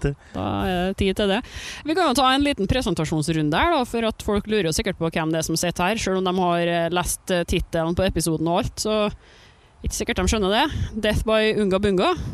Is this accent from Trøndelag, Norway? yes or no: yes; Trøndelag, Norway; vi trønderne